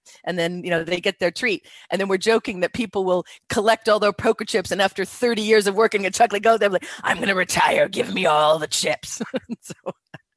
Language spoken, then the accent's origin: English; United States; moved away; I'm from America